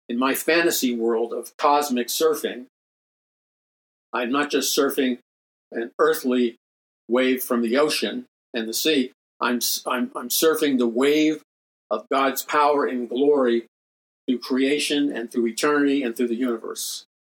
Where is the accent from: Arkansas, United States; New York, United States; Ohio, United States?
New York, United States; New York City; I grew up in New York City.